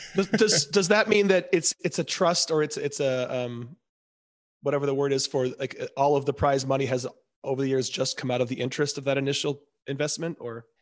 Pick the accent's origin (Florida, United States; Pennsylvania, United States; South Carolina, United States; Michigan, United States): Michigan, United States; Ann Arbor; I'm from Ann Arbor, Michigan, which is a big football town